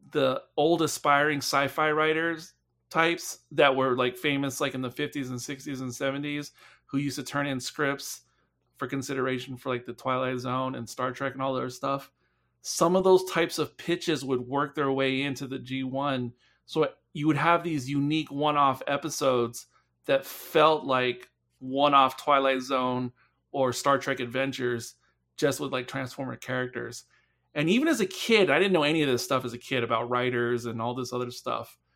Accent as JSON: {"language": "English", "region": "England", "country": "United Kingdom", "tie": "born or raised there", "said": "Um, because I, I grew up in England, and maybe it was because it was a different age um, uh, of England."}